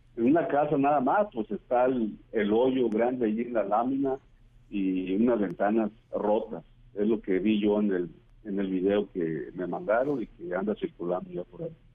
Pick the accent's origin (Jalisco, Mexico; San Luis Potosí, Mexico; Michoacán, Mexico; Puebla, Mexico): Michoacán, Mexico; La Ruana; ahí en mi pueblo